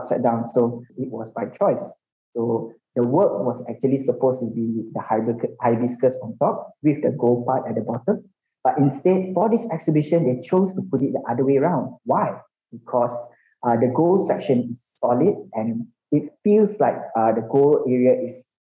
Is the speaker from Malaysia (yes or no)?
yes; Malaysia; as a Malaysian